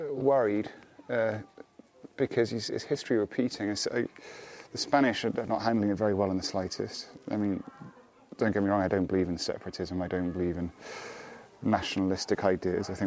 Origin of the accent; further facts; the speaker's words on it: Scotland, United Kingdom; moved away; It's just now I'm Scottish and we're just like this. Does the accent get stronger? It does get a little bit.